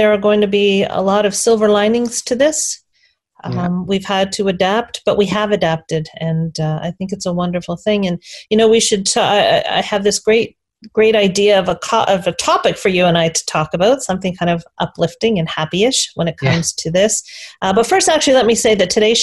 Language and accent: English; Canada; I'm really proud to be Canadian.